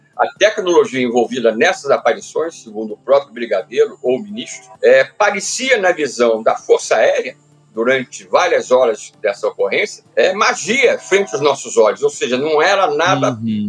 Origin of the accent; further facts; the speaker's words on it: Petrópolis, Rio de Janeiro, Brazil; Eu sou natural do Rio de Janeiro, da cidade, da capital do estado, e aos seis anos de idade eu mudei para a cidade de Petrópolis